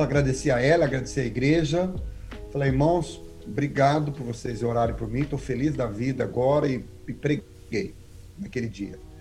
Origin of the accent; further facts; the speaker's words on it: Maringá, Paraná, Brazil; moved away as an adult; also born or lived in Cianorte, Paraná / Aracaju, Sergipe; now in Connecticut, United States; eu sou do Paraná, Nasci em Cianorte, fui criado em Maringá